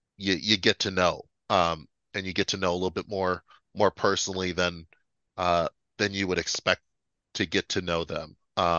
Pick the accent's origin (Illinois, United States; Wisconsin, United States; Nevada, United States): Illinois, United States; Chicago; Dude, I love it here. There's so many great things here.